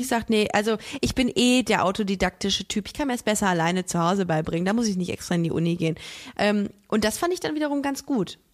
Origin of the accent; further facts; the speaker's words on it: Düsseldorf, North Rhine-Westphalia, Germany; Bei uns in Düsseldorf hat man bei einem 4-0er Abi ein Auto geschenkt bekommen von der Sparkasse